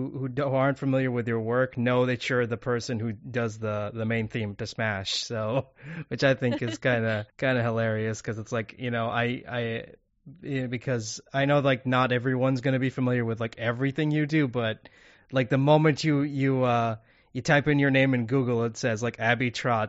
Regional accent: Kuwait; English is a second language

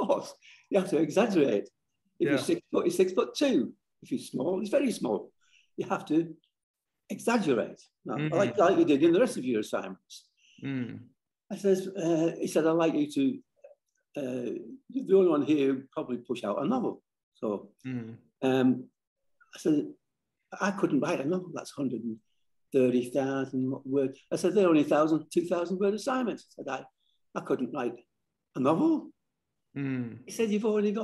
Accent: Barrow-in-Furness, North West England, United Kingdom; moved away as an adult; now in Australia; I lived on Walney Island, that's on the fringe of the Lake Districts

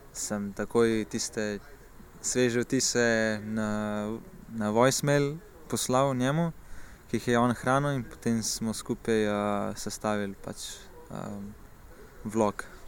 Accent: Komenda, Slovenia; prihajam iz Komende

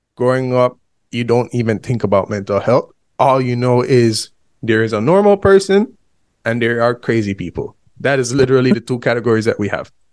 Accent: Belize; we are both from Central America, Honduras and Belize

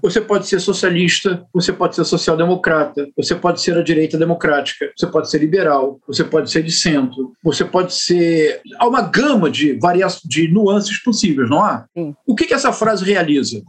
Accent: Brazil; como brasileiro

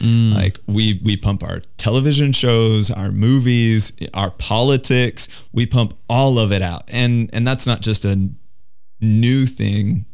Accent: United States; I grew up in the United States.

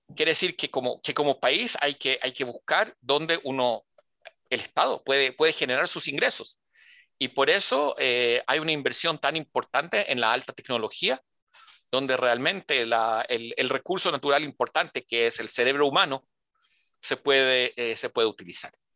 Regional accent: Israel; also born or lived in Santiago, Chile; Nací en, Santiago, nací en Santiago de Chile, en Ñuñoa. El, Instituto Hebreo de Macul, ahí fui a Quita Aleph. Eh, mis padres se hicieron aliada el 72 eh, y yo crecí en Israel

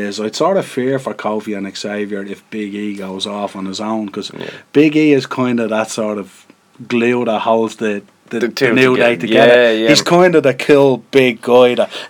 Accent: Ireland; we're Irish

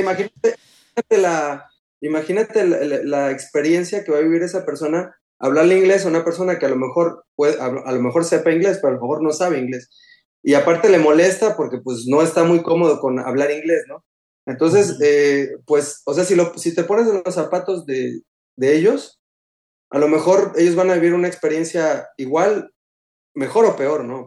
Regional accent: Coatzacoalcos, Veracruz, Mexico; moved away as an adult; also born or lived in Paris, France; now in Tours, France; de chiquito, pues nada, o sea, yo en Coatzacoalcos con mi familia

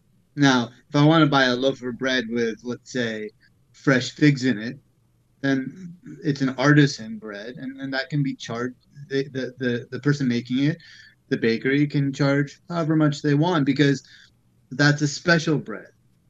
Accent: Turkey; I'm the Hippie from Turkey.

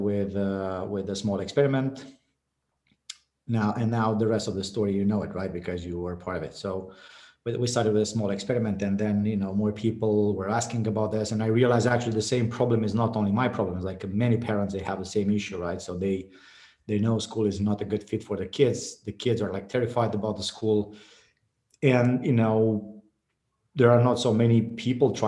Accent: Bacău, Bacău County, Romania; born or raised there

